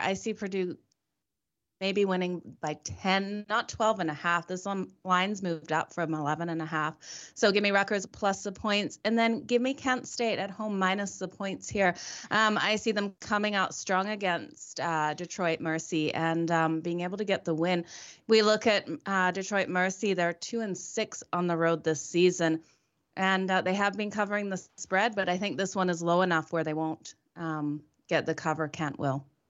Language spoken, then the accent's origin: English; Australia; I'm Australian born.